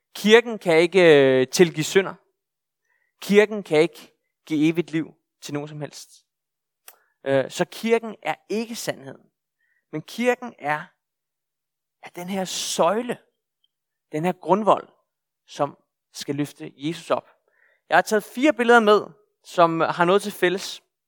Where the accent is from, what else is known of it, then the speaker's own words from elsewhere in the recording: Bornholm, Capital Region of Denmark, Denmark; jeg er bornholmer, ret i bornholmer, og er født og opvokset her på Bornholm